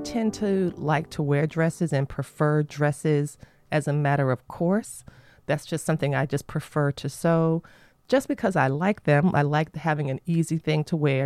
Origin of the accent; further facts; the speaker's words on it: Florida, United States; moved away; my home state of Florida